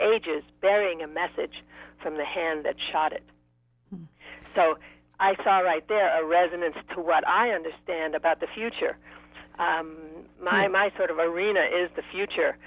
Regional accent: Maine, United States; when I was a, a teenager in Maine, I grew up in Maine

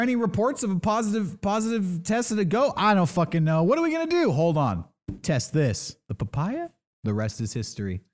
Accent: San Diego, California, United States; I grew up in San Diego.

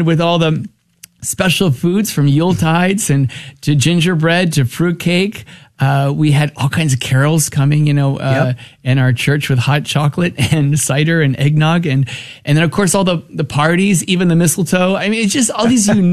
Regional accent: New Jersey, United States; I was born and raised in New Jersey

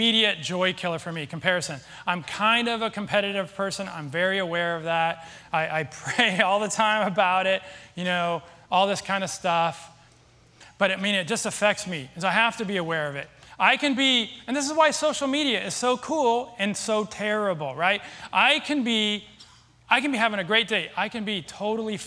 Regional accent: Seattle, Washington, United States; moved away; I'm from Seattle

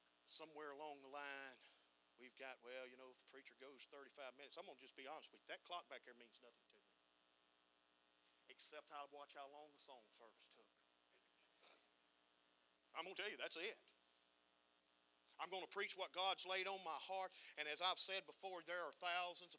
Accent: United States; being American

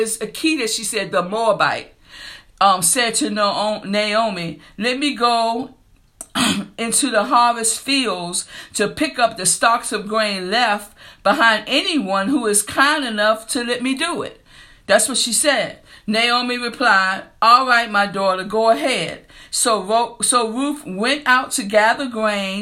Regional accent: New Kent County, Virginia, United States; I'm from New Kent County

